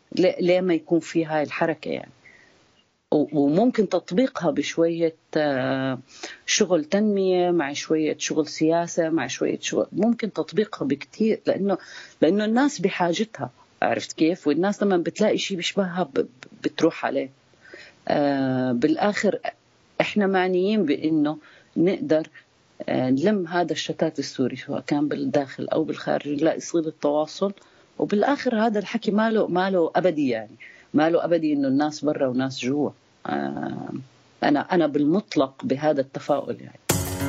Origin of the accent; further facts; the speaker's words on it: Palestine; أنا حدا فلسطيني